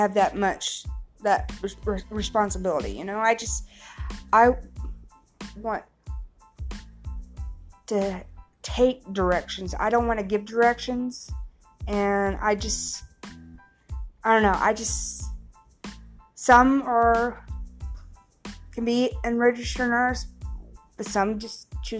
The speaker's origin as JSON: {"language": "English", "region": "Missouri", "country": "United States", "tie": "born or raised there", "moved": "as an adult", "lives_now": "Mississippi, United States", "said": "I'm originally from Missouri, born in Missouri. But I moved to Mississippi in 2009"}